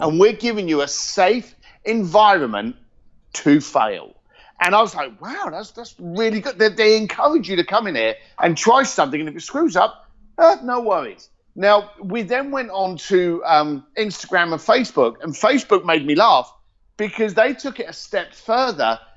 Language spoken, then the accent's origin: English; Reading, South East England, United Kingdom; also born or lived in East London / Hong Kong; now in California, United States; I'm a Reading boy. Uh, born and raised in Reading. Moved to East London